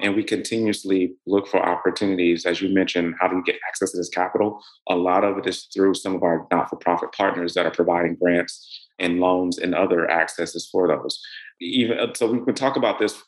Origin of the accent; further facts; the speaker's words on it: Middle Georgia, United States; also born or lived in Atlanta, Georgia; I grew up in Middle Georgia